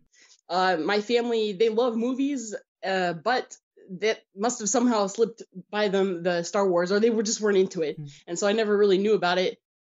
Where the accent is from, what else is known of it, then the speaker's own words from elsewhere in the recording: United States; I was born in America, so that's why I don't have a Ukrainian accent. My accent is reserved for when I speak in Ukrainian and Russian. I was born in America.